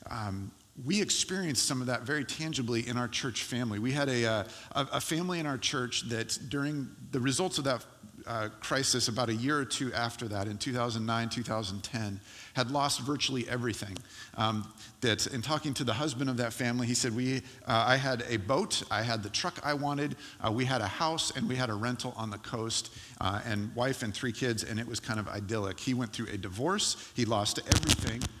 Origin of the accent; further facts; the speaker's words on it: California, United States; now in Portland, United States; I do not consider myself eligible to be teased or made fun of as a Californian any longer. I'm a Portland, I'm an Oregonian.